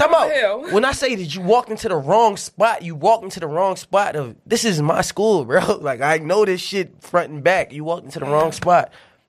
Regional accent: New Jersey, United States; Well, I'm just saying I'm from Jersey.

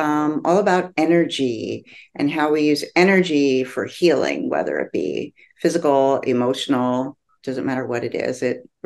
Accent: New Jersey, United States; also born or lived in New York; I grew up in New Jersey

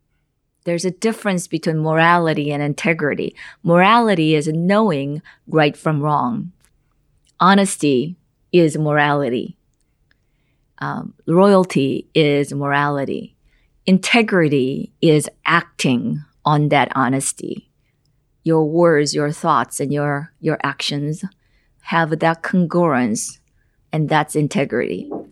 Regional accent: South Korea; English is a second language; moved away as an adult; now in United States; I grew up in South Korea

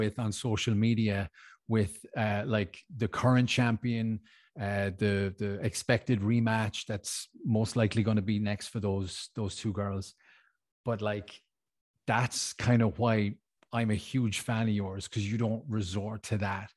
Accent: Ireland; now in Switzerland; I'm Irish, I live in Switzerland.

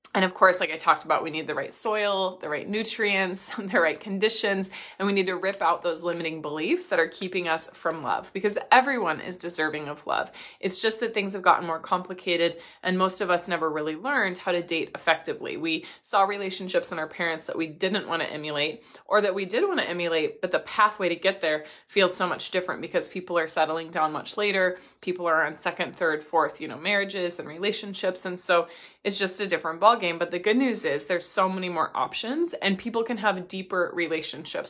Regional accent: Midwest, United States; I grew up in the Midwest

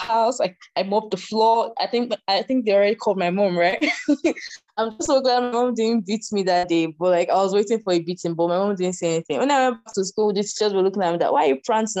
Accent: Nigeria; moved away as an adult; now in Russia; I'm Nigerian and I'm currently based in Russia for studies.

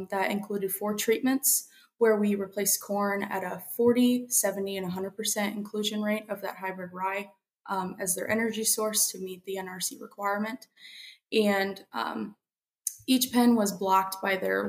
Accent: Central Missouri, United States; moved away as an adult; now in South Dakota, United States; I'm originally from Central Missouri

